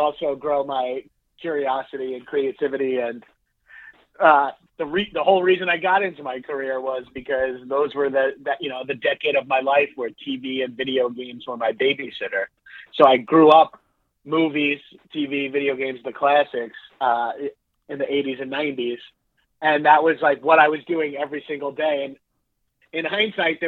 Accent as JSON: {"language": "English", "area": "Long Island", "region": "New York", "country": "United States", "tie": "born or raised there", "moved": "as an adult", "said": "I grew up on Long Island, New York. We say on, not in, over there"}